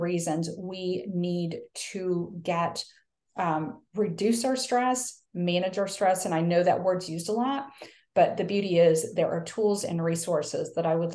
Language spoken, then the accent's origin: English; the North, United States; now in the South, United States; I live in the South now. I'm from the North